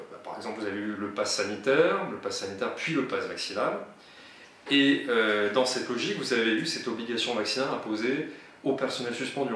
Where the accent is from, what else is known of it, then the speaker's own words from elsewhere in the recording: Narbonne, Occitania, France; je suis de Narbo Marcius, mais également du pays Qatar